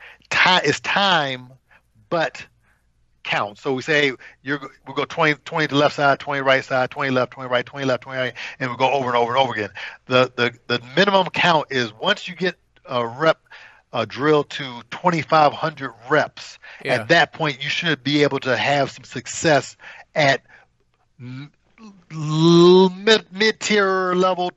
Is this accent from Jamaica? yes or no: no; United States; we're from America